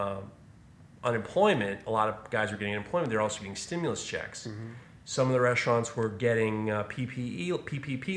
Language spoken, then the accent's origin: English; New York City, New York, United States; I'm growing up in New York City, there was... When I was a kid, there were an explosion of Chinese food restaurants